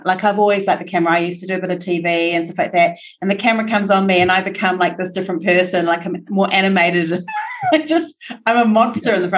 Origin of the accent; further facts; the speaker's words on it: New Zealand; as a New Zealander